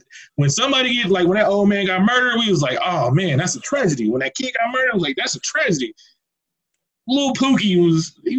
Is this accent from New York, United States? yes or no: no; Oakland, California, United States; moved away as an adult; now in Albuquerque, United States; I'm from Oakland, California.